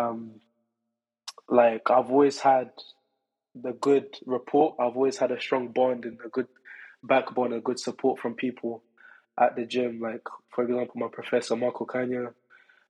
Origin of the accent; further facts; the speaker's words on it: London, United Kingdom; as a Londoner